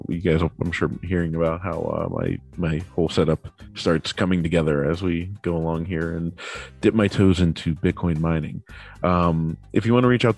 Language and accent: English; Pittsburgh, Pennsylvania, United States; born and raised in Pittsburgh